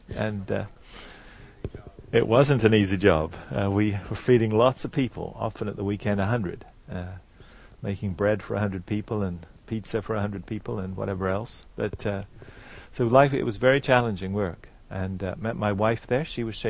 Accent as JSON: {"language": "English", "region": "England", "country": "United Kingdom", "said": "I'm from England. You can still tell from my accent. I've got a bit of it left."}